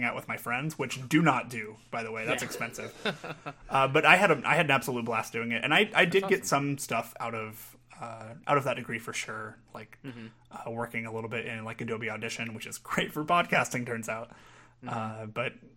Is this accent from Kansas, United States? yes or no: yes; Pittsburg, Kansas, United States; now in Kansas City, United States; I am from a town about 2 hours south of here called Pittsburgh, Kansas